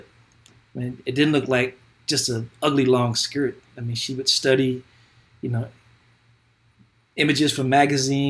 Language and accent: English; Kentucky, United States; born or raised there